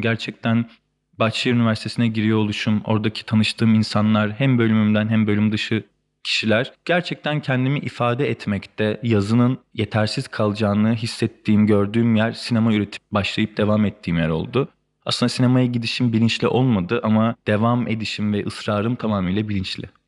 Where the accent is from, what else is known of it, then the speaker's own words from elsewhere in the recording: Bolu, Bolu Province, Turkey; moved away as an adult; also born or lived in Beypazarı, Ankara; now in Istanbul, Turkey; Beypazarı'nda doğdum. Ankara'nın ilçesinde. Ee, Beypazarı'nda 7 yaşına kadar yaşadıktan sonra ailemin işi gereği Bolu'ya taşındık. Ee, ortaokul ve lise hayatımı Bolu'da geçirdikten sonra üniversiteyi kazandığımda İstanbul'a geldim